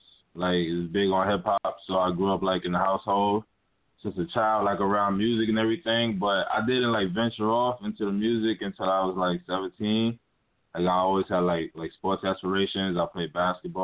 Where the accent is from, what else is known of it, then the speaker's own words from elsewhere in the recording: Hollywood, South Carolina, United States; now in Brooklyn, United States; I currently live in Brooklyn, New York, but I'm from Hollywood, South Carolina